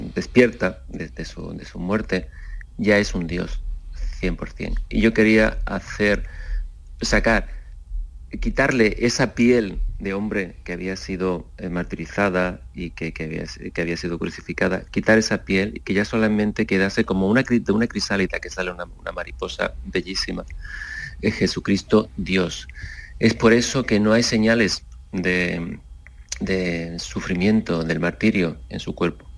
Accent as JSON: {"language": "Spanish", "town": "Seville", "region": "Andalusia", "country": "Spain", "said": "quiero que sea conocido mi trabajo en mi tierra"}